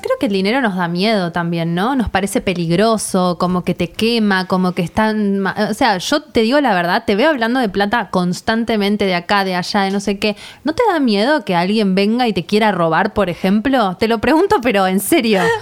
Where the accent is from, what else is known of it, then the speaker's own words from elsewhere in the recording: Argentina; si somos argentinas